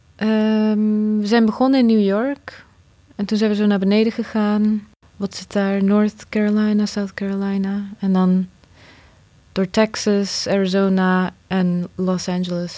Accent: Nijmegen, Gelderland, Netherlands; born or raised there; also born or lived in Bosnia / Croatia

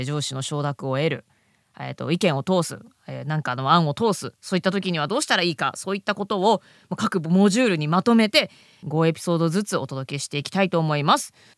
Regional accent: Japan; also born or lived in abroad (unspecified, early childhood); 日本のね公立の学校に行ってで英語の勉強を再開したのはもう中学校1年生

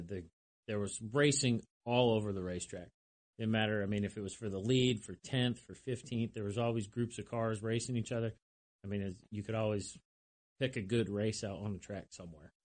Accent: Lyme, New Hampshire, United States; moved away; I'm from New Hampshire originally, small little town called Lyme, New Hampshire.

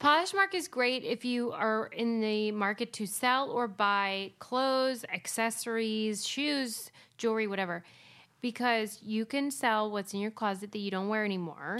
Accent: Pittsburgh, Pennsylvania, United States; I'm from Pittsburgh

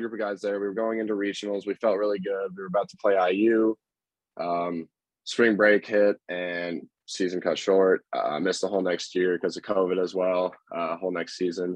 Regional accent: Carmel, Indiana, United States; I'm also from Carmel, Indiana, and I also went to high school with Zach at University High School

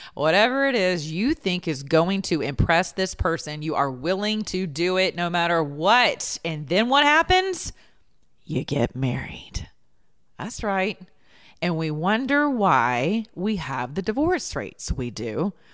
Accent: the South, United States; we're from the South

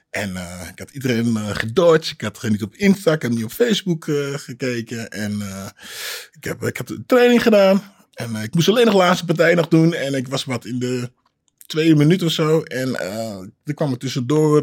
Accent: Hengelo, Overijssel, Netherlands; accent: plat; moved away as an adult; also born or lived in Amsterdam; ik ben uh, Amsterdam geboren. Mijn uh, Twente eigenlijk echt opgevoed. Hè. Ja. Gegroeid vanaf mijn achtste

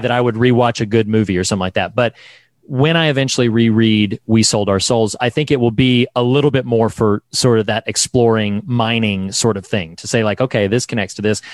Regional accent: North Carolina, United States; I'm from the South. I'm a North Carolina boy

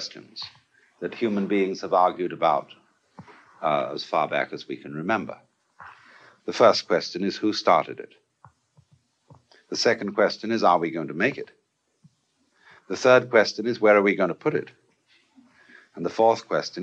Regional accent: Canterbury, South East England, United Kingdom; When I was a boy, I was brought up in the Church of England. I went to school at King's School, Canterbury

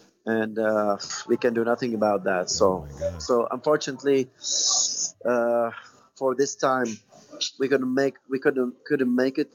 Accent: Tunisia; lyrical professors there in my hometown in Tunisia

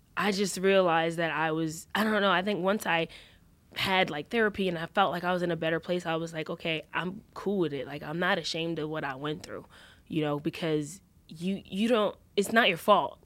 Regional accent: New York, United States; moved away as an adult; also born or lived in Los Angeles, United States; I always say I came from New York

